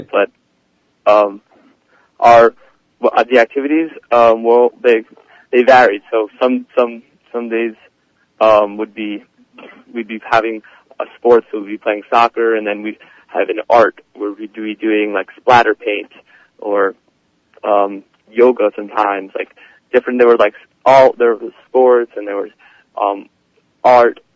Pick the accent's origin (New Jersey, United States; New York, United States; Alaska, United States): New Jersey, United States; Livingston; I'm from Livingston, New Jersey. I go to um, RKYHS or Kushner. Um, I'm a senior. Um, I, uh, I was born in Livingston